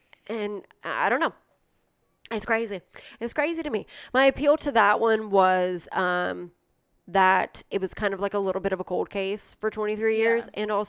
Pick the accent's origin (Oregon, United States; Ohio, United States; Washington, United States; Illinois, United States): Ohio, United States; Johnstown; Yeah. I mean, I grew up in the country, yes, Johnstown, which, yes, there's cornfields and cows